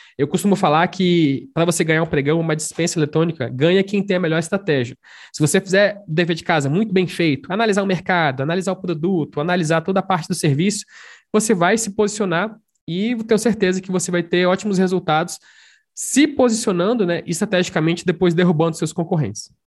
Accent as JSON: {"language": "Portuguese", "town": "Brasília", "region": "Federal District", "country": "Brazil", "said": "Sou de Brasília."}